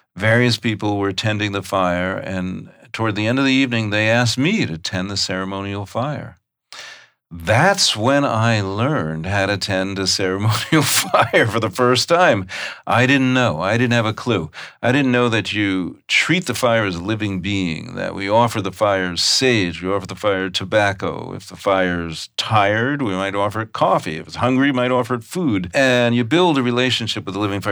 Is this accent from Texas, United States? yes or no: no; New York, United States; I grew up in New York.